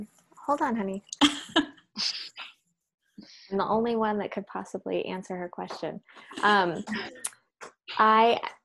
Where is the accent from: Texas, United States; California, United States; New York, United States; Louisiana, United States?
California, United States; Central Valley of; growing up in the Central Valley of California, there was really no way to separate for me the experience of growing up there and the land itself. It's so agricultural. It's so much farmland.